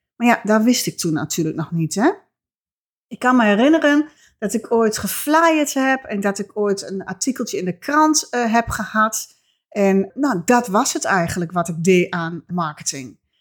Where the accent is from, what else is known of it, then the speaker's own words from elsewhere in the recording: Twente, Overijssel, Netherlands; accent: Twents; mijn Twentse accent